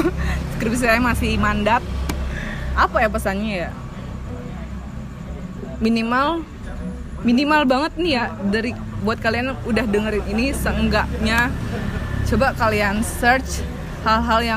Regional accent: Java, Indonesia; ya saya anak Jawa

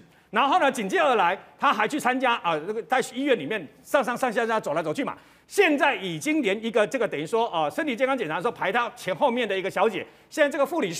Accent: Taiwan; 他们喜欢吃的东西跟我们台湾人不一样

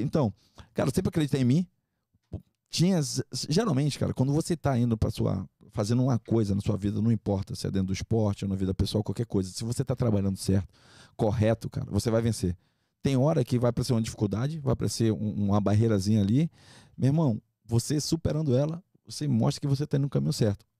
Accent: Manaus, Amazonas, Brazil; moved away; also born or lived in Rio de Janeiro; Eu sou de Manaus, Amazonas. É, nascido e criado lá

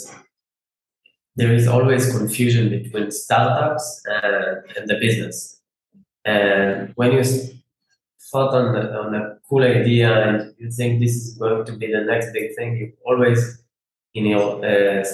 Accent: Israel; I'm from Israel

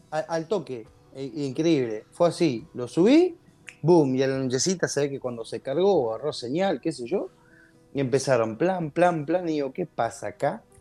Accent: Pergamino, Buenos Aires Province, Argentina; born there; Pergamino, bueno, yo nací acá, en Pergamino. Pergamino está en la provincia de Buenos Aires.

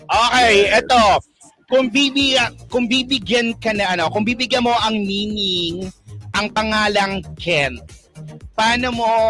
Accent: Central Visayas, Philippines; Yes, taga Cebu ako.

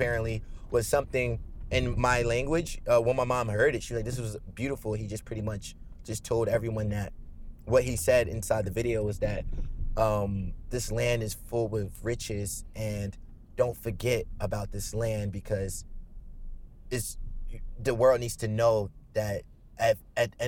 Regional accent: Nigeria; being from Nigeria

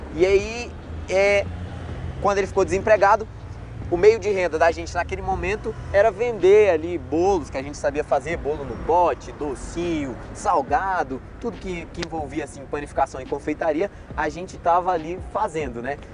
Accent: Ceilândia, Federal District, Brazil; also born or lived in Planaltina; sempre cresci ali no, na Ceilândia

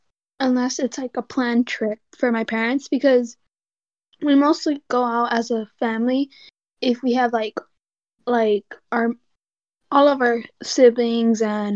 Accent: United States; I am from America and I live in California.

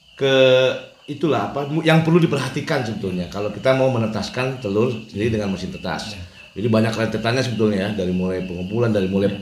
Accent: West Java, Indonesia; saya mah orang Sunda pisin

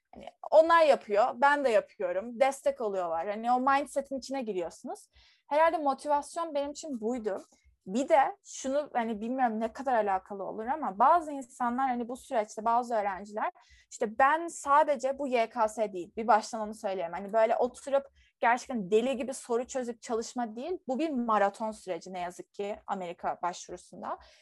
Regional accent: Turkey; ben bir Türk olarak

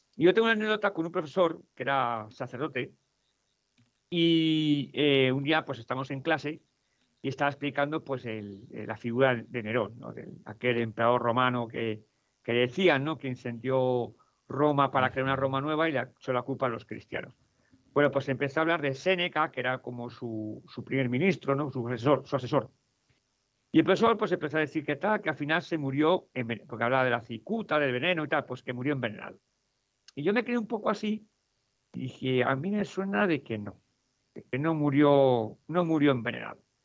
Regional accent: Madrid, Community of Madrid, Spain; also born or lived in Mexico; yo soy español, soy de Madrid, eh, pues viví seis años en México

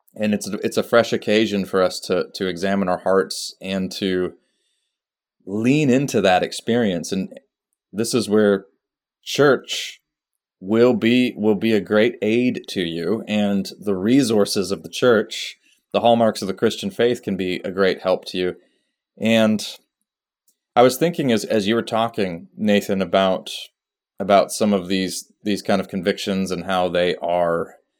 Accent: Austria; moved away; I grew up in Austria

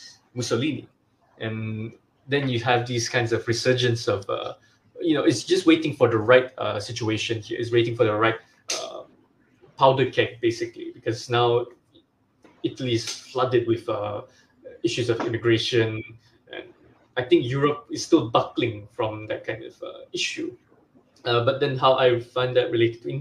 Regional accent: Sabah, Malaysia; we have that kind of issue here in Sabah

